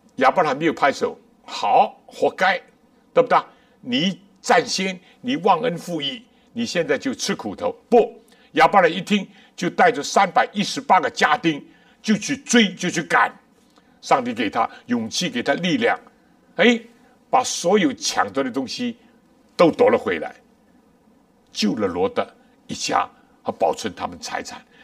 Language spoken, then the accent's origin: Chinese; China; 我们中国人